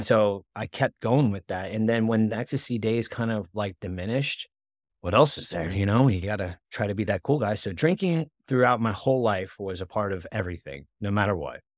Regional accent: West Palm Beach, Florida, United States; we grew up though in West Palm Beach, Florida

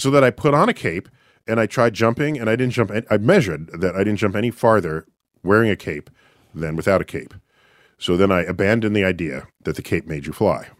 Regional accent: New York City, New York, United States; I hail from New York City, where I work, at the Hayden Planetarium

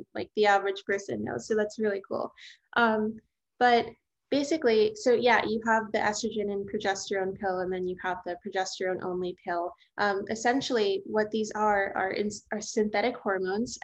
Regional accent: New Orleans, Louisiana, United States; I grew up in New Orleans, Louisiana

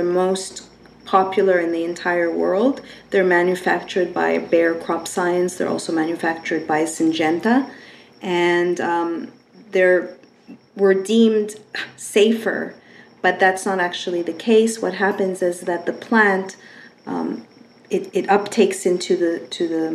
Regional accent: Canada; moved away as an adult; now in United States; I am from Canada

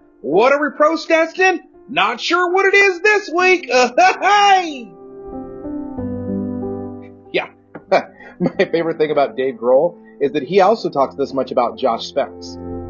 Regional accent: Texas, United States; But that wasn't the worst part about growing up in Texas. The worst part about growing up in Texas was growing up in Texas.

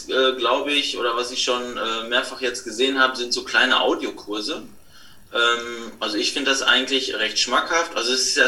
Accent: Bönen, North Rhine-Westphalia, Germany; now in Bönen, Germany; ich komme aus dem Ruhrgebiet, im kleinen Örtchen Böhnen. Es liegt in der Nähe von Dortmund. Äh, hier bin ich zu Hause, hier bin ich aufgewachsen und hier lebe ich mit meiner Frau.

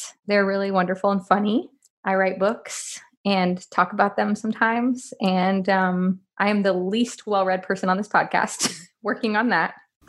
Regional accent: Miami, Florida, United States; also born or lived in Pasadena / New York City / Connecticut / Los Angeles; now in Nashville, United States; I was born in Pasadena, California. Moved to New York City when I was 6 months old, and then we lived in Connecticut for a couple years, and then I mostly grew up in Miami, Florida. And Los Angeles back and forth.

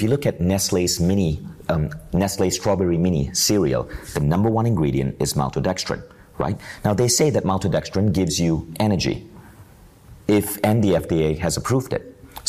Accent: United States; my formative years were in the United States, right?

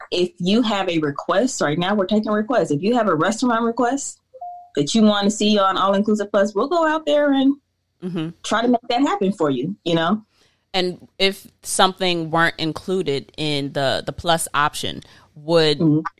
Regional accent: United States; also born or lived in Atlanta; as a Black American

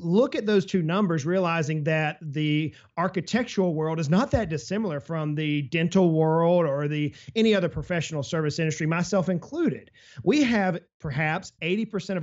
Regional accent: South Georgia, United States; I grew up in South Georgia. I'm on the coast there in South Georgia

